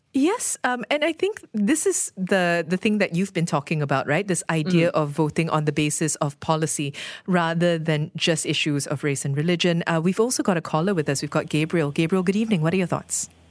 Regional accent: Malaysia

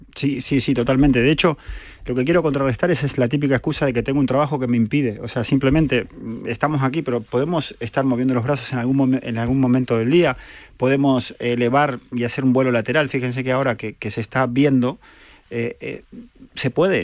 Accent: Argentina; now in Spain; soy argentino

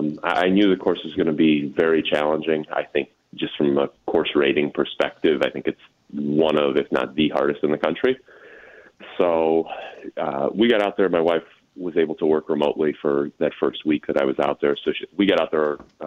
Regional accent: Arlington Heights, Illinois, United States; now in California, United States; Yeah, got started over at Twin Lakes over in Palatine with the junior program over there.

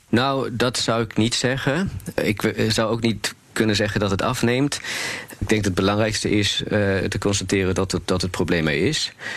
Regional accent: Berlin, Germany; now in Netherlands; ik kom uit Duitsland, uit Berlijn

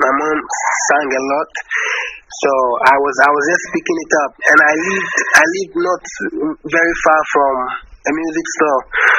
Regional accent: Ghana; So I'm from Ghana.

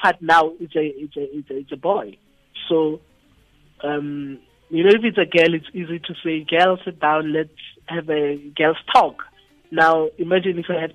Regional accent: Itsoseng, North West, South Africa; moved away; Where I come from, I'm from Itu Seng.

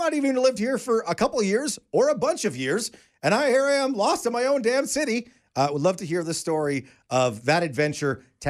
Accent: Calgary, Alberta, Canada; I also am born and raised in Calgary.

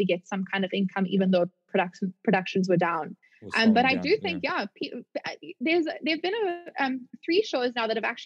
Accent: South Africa; moved away as an adult; as a South African

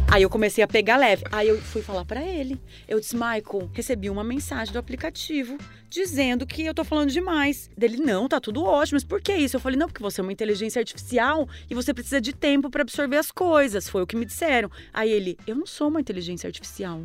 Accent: Marechal Cândido Rondon, Paraná, Brazil; also born or lived in Florianópolis; now in São Paulo, Brazil; Eu nasci em Marechal Cândido Rondon, no interior do Paraná, do lado do Paraguai

